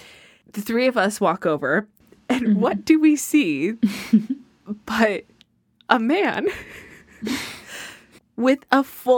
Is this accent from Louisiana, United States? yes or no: no; Texas, United States; born there; now in California, United States; and then moved to Southern California.